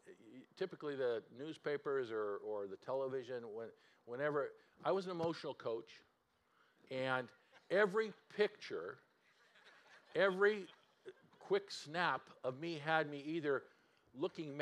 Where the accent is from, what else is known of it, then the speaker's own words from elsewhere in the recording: California, United States; moved away as an adult; now in Seattle area, United States; We grew up in California